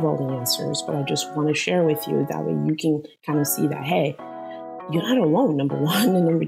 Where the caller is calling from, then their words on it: San Jose, California, United States; I am zooming in from San Jose, California.